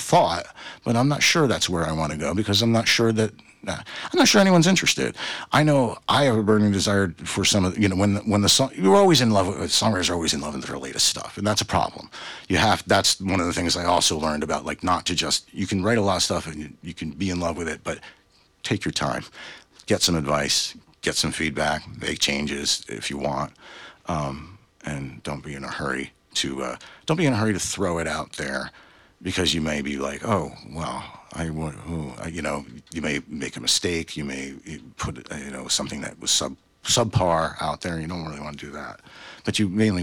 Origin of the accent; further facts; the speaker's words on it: New Jersey, United States; now in Vermont, United States; I'm from Jersey